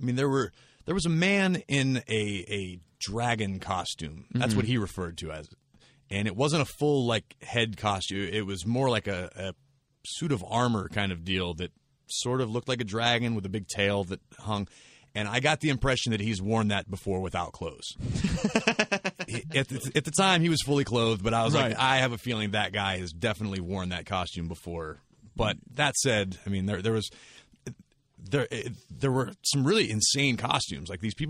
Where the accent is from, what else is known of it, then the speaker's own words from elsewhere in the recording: Pittsburgh, Pennsylvania, United States; I grew up in Pittsburgh